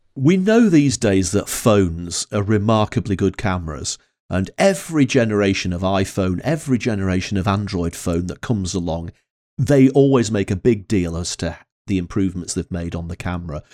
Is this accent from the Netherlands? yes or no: no; Northern England, United Kingdom; accent: Northern English; my Northern English accent